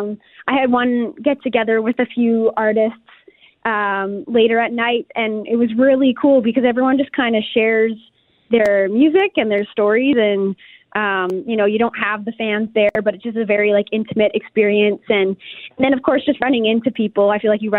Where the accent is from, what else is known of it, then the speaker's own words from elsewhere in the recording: St. Albert, Alberta, Canada; my hometown, St. Albert, Alberta